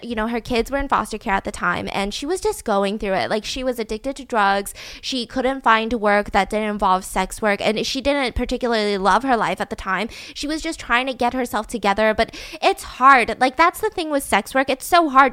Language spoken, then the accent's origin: English; the South, United States; I grew up in the South, so, like, there's a lot of basements